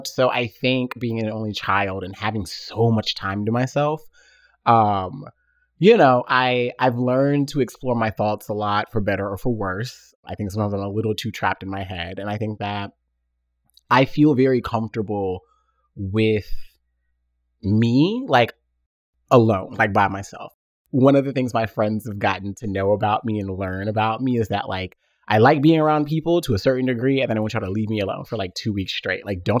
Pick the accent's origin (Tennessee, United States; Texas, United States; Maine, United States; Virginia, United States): Tennessee, United States; I'm from the South. Like I said, I was born in Tennessee. I'm an only child.